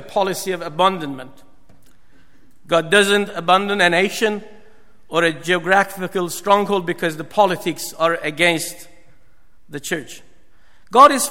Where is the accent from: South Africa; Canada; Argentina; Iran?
Iran; moved away; I was born and bred in Iran